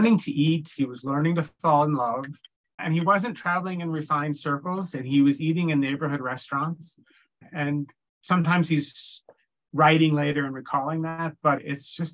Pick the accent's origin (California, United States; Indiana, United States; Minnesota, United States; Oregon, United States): Oregon, United States; Corvallis; moved away as an adult; now in New York, United States; I grew up in Oregon, actually, in a town called Corvallis, but I came to New York very fresh out of college and I've been here ever since